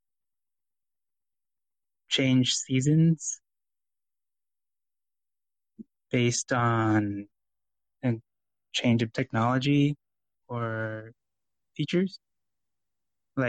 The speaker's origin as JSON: {"language": "English", "region": "California", "country": "United States", "tie": "born or raised there", "said": "we grew up in California"}